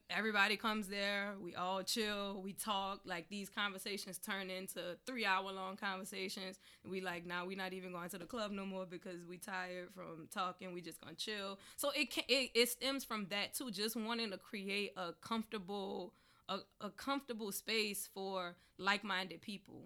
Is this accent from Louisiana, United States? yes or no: yes; New Orleans, Louisiana, United States; I'm from New Orleans